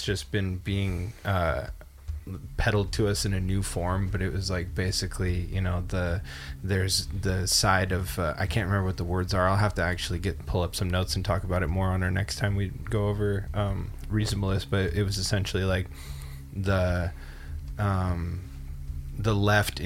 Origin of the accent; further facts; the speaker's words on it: British Columbia, Canada; now in United States; I was raised in Canada and in British Columbia specifically